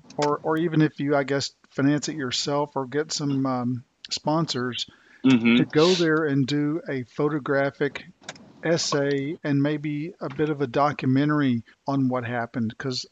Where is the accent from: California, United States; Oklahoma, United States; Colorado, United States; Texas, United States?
Oklahoma, United States; Tulsa; moved away; I came from Tulsa, Oklahoma, when I moved here to North Carolina, and Tulsa was the site, and you probably know this, of the world's worst race massacre in history.